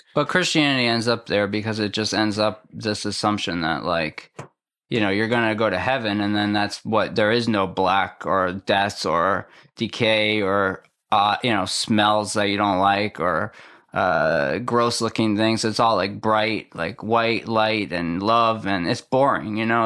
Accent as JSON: {"language": "English", "region": "Massachusetts", "country": "United States", "moved": "yes", "lives_now": "West Orange, United States", "said": "I'm from Massachusetts."}